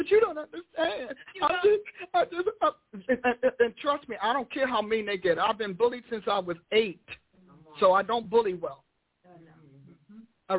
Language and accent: English; Newark, New Jersey, United States; I grew up in Newark, New Jersey